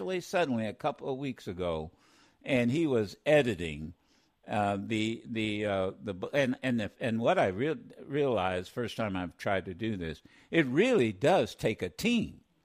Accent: Dayton, Ohio, United States; we grew up in Dayton together

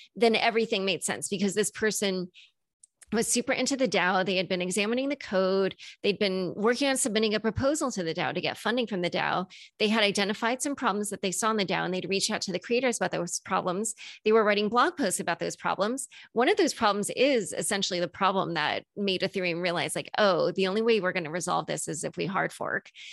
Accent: United States; as an American

